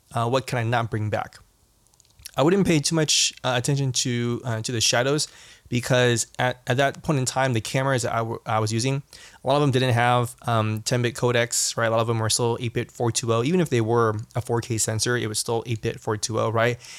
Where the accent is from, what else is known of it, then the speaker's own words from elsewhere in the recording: Southern California, United States; growing up in Southern California